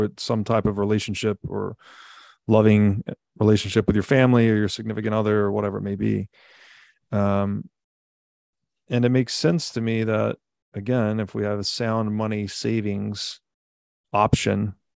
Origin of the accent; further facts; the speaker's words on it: Tennessee, United States; I grew up in Tennessee.